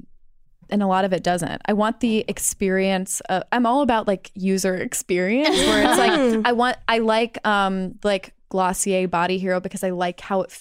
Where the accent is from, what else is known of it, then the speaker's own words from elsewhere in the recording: Midwest, United States; growing up in the Midwest.